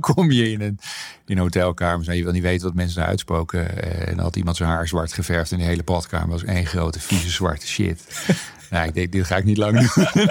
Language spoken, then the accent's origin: Dutch; Hilversum, North Holland, Netherlands; also born or lived in Soest / Bilthoven; ik ben opgegroeid voor mijn grootste deel van mijn jeugd zeg maar, in Hilversum